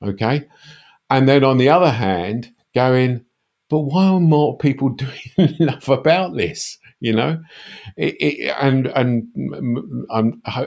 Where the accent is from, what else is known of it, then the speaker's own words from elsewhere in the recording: United Kingdom; I'm British